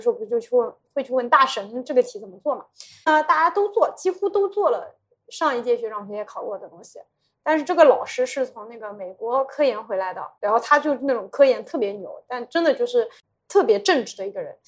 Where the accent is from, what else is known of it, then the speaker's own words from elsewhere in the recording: rural Yunnan, China; moved away as an adult; also born or lived in Shanghai; 我就是一个村校里出来的人